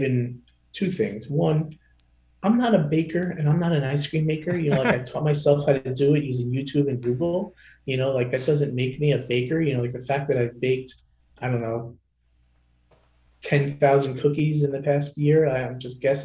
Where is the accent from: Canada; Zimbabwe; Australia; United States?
United States; Long Island, New York; I'm from Long Island and I sell medical supplies.